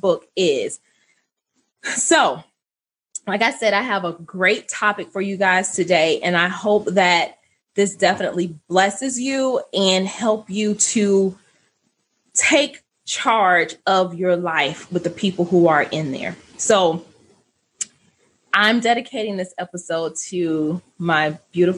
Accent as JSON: {"language": "English", "town": "Archer", "region": "Florida", "country": "United States", "tie": "born or raised there", "said": "I grew up in Archer"}